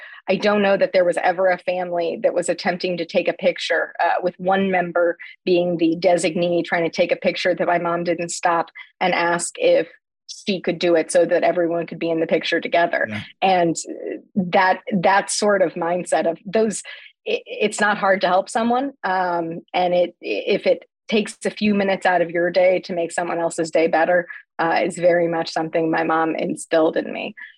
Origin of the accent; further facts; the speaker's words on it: Terre Haute, Indiana, United States; The best way I probably could explain Terre Haute for me growing up was that my grandma grew up in Fountainette.